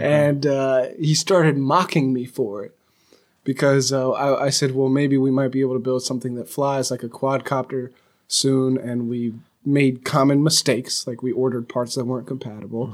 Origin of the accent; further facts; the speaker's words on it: California, United States; I'm from California